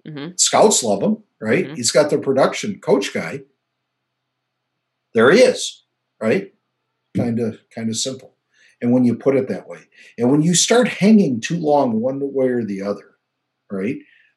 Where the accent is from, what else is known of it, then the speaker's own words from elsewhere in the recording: Nebraska, United States; And I was from Nebraska and I was a tight end coach.